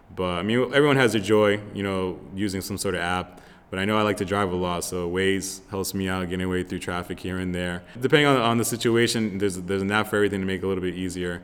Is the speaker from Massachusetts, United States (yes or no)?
yes; Lowell, Massachusetts, United States; moved away as an adult; also born or lived in Florida; now in Los Angeles, United States; I'm originally from Massachusetts, uh, born and raised in Lowell